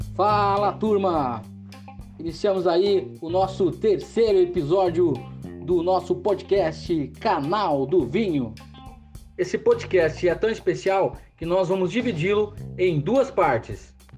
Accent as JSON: {"language": "Portuguese", "town": "Panambi", "region": "Rio Grande do Sul", "country": "Brazil", "moved": "yes", "lives_now": "Chapecó, Brazil", "said": "eu moro aqui em Chapecó, mas, é, mas eu sou gaúcho, né? da, né, é, de, de, Panambi, uma cidade, uma cidade pequena ali"}